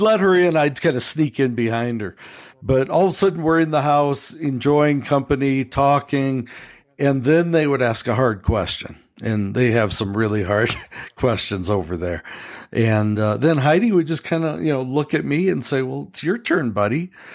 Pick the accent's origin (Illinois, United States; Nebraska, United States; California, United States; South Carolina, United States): Illinois, United States; Chicago; accent: American; we're from Chicago